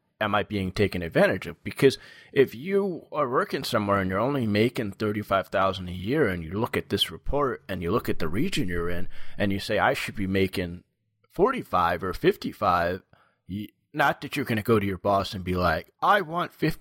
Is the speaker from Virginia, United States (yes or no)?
no; New York, United States; I'm from New York